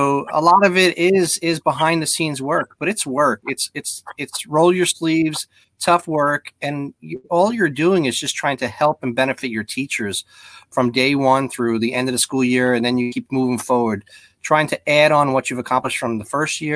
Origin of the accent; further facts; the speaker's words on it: New York, United States; now in Palm Beach County, United States; I'm a New Yorker at heart